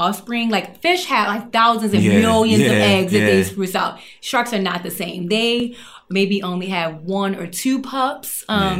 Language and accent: English; Baltimore, Maryland, United States; I grew up in Baltimore, and Baltimore is right on the Chesapeake Bay.